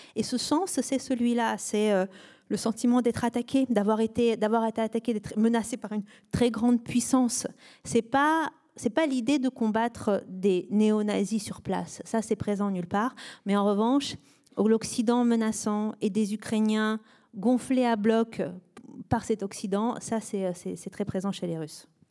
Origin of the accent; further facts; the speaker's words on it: France; nous, en tant que Français